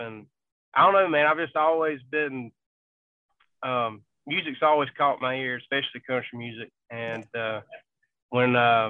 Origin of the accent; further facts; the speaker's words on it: Vidalia, Georgia, United States; So like I said, I'm from Vidalia, Georgia.